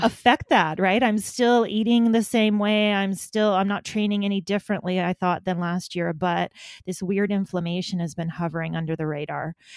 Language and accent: English; Alberta, Canada; moved away as an adult; now in Manitoba, Canada; I grew up in Alberta.